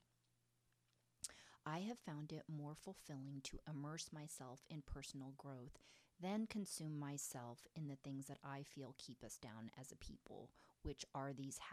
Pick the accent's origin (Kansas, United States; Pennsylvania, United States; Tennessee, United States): Pennsylvania, United States; my upbringing in a small town in Pennsylvania